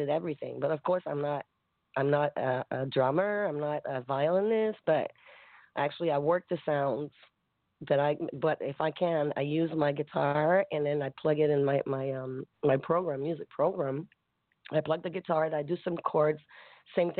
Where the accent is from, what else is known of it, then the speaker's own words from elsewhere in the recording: Grand-Mère, Quebec, Canada; now in Montreal, Canada; I was born in Quebec. From a very, very small town